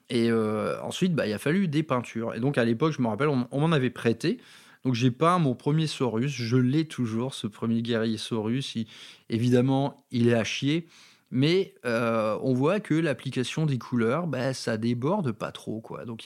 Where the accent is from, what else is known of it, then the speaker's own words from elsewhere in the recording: Valenciennes, Hauts-de-France, France; accent: northern French; Dans ma ville natale de Valenciennes, dans le Nord-Pas-de-Calais. Euh, vous avez peut-être noté que derrière tout ça, il y a, un petit accent en dormance.